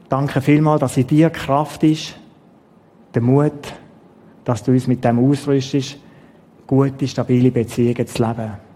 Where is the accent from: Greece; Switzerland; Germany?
Switzerland; wir Schweizer